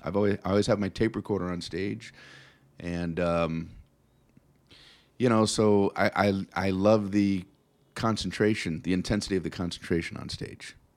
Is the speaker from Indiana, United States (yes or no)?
no; South Florida, United States; moved away as an adult; also born or lived in Tiffin, Ohio; now in Las Vegas, United States; I grew up in South Florida.